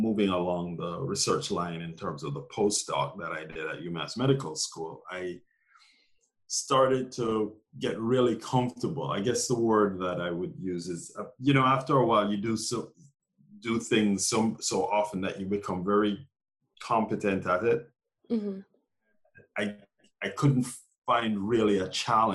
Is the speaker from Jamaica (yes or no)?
yes; Jamaica; moved away as an adult; also born or lived in Glasgow, Scotland / Minneapolis, Minnesota / Massachusetts; now in New York City, United States; So most of my adolescent years, all of my adolescent years, I grew up in Jamaica